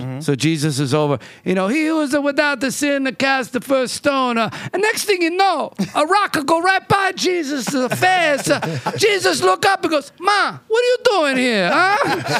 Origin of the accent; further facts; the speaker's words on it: Philadelphia, Pennsylvania, United States; also born or lived in New York / South Beach; now in Southern California, United States; South Philadelphia originally.